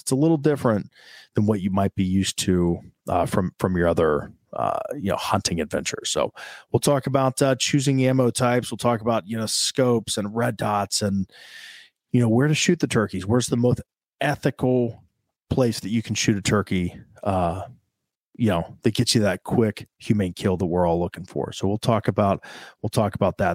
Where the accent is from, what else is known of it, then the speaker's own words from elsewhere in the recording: central Ohio, United States; I'm a guy from Ohio, born and raised here in central Ohio